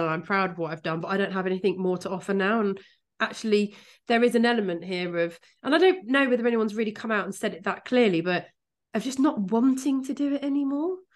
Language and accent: English; Kent, South East England, United Kingdom; moved away; I'm from Kent